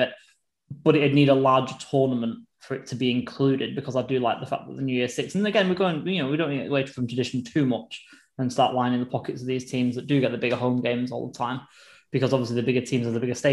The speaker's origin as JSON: {"language": "English", "country": "United Kingdom", "said": "as four British people"}